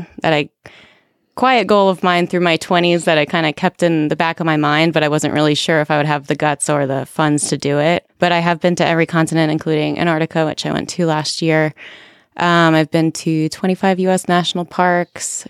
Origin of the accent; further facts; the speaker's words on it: New York, United States; moved away; I'm originally from New York